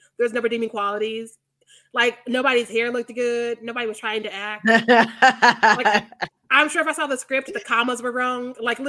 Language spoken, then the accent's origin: English; Missouri, United States; I'm homeschooled from Missouri.